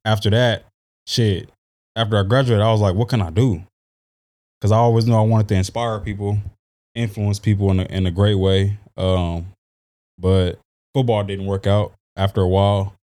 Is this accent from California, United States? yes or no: yes; San Diego, California, United States; also born or lived in Arlington, Texas / Oklahoma / Arkansas; I grew up here. I was in a, I went to Valencia